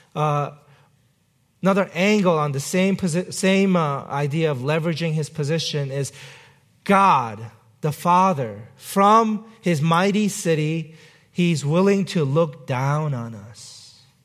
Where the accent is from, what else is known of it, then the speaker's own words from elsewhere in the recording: New York City, New York, United States; my hometown, New York City